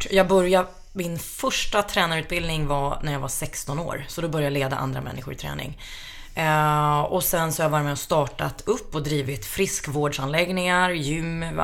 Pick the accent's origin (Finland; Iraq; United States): Finland; jag är ju finska